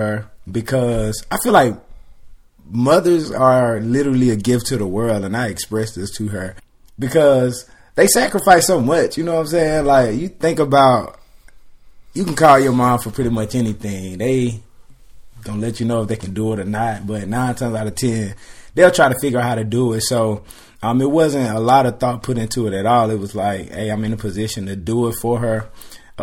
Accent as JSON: {"language": "English", "region": "South Carolina", "country": "United States", "moved": "as an adult", "lives_now": "Atlanta, United States", "said": "I'm from South Carolina, so about 3 hours from Atlanta."}